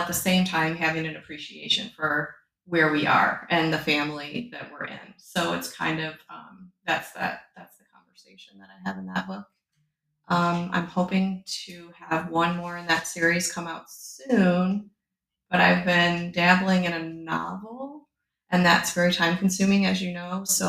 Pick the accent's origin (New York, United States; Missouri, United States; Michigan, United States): Michigan, United States; moved away as an adult; now in Milton, United States; I am from Michigan, but we've lived here for 10 years.